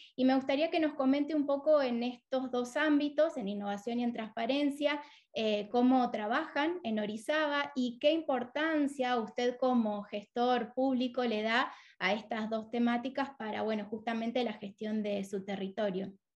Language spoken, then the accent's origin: Spanish; Argentina; soy de Argentina